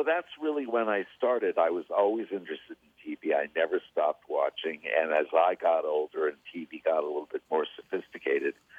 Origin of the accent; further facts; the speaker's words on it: Los Angeles, California, United States; I was born in Los Angeles, born and raised